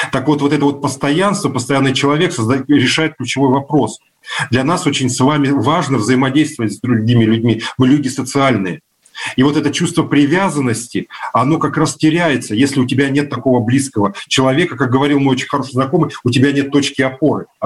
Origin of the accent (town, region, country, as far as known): Novosibirsk, Novosibirsk Oblast, Russia; born or raised there